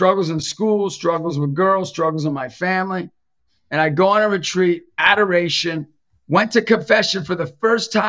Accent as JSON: {"language": "English", "town": "Erie", "region": "Pennsylvania", "country": "United States", "tie": "born or raised there", "said": "growing up in Erie, my family, Italian"}